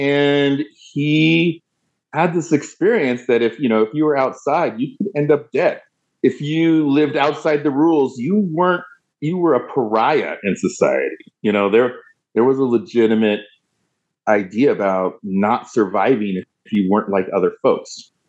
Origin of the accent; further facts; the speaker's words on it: Oregon, United States; when growing up in Southern Oregon. Now, I'm not poo-pooing that space at all. It gave me my roots. It gave me a lot of security. I have deep and abiding relationships with people that I grew up with still to this day.